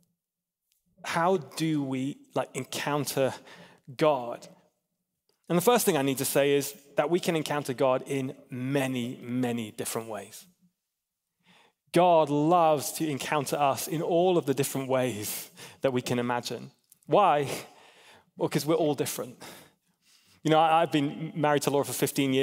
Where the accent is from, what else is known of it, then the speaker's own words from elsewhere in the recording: England, United Kingdom; I'm an English guy